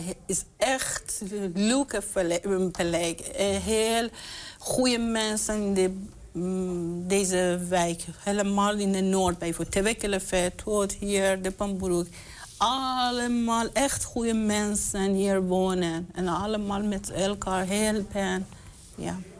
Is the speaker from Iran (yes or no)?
yes; Iran; now in Enschede, Netherlands; ik kom uit Iran.